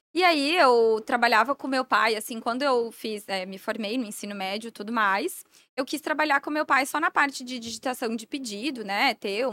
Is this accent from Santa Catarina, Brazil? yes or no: yes; Blumenau, Santa Catarina, Brazil; Sou de Blumenau